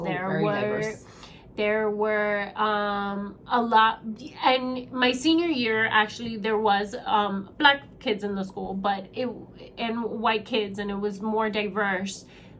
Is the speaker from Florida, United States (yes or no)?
yes; South Miami, Florida, United States; moved away; I grew up in South Miami.